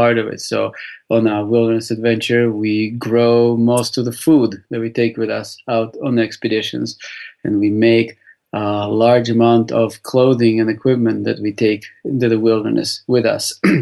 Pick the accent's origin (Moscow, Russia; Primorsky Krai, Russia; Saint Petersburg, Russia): Saint Petersburg, Russia; moved away; I was born in St. Petersburg, Russia